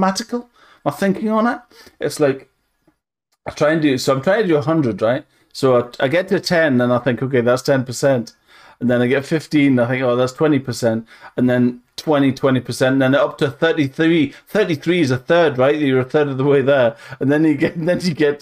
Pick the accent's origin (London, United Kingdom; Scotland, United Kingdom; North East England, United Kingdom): North East England, United Kingdom; Northumberland; I'm from Northumberland